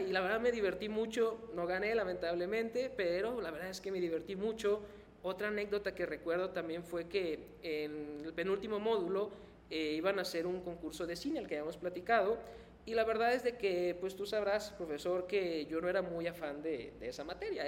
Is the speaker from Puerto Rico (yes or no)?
no; Mexico; Soy mexicano